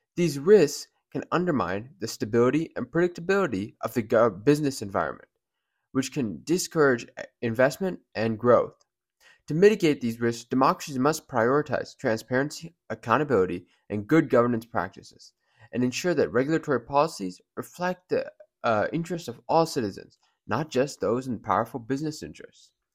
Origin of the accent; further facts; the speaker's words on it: United States; we're all Americans